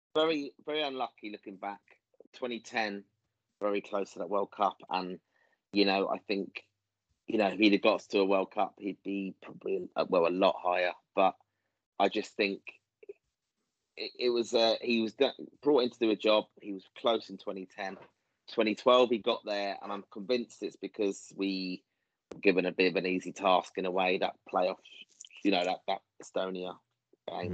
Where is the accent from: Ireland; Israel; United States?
Ireland; Irish fans